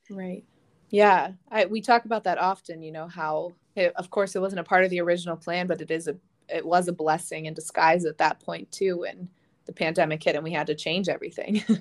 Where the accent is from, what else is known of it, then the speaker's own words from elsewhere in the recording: Pittsburgh, Pennsylvania, United States; I am born and raised in Pittsburgh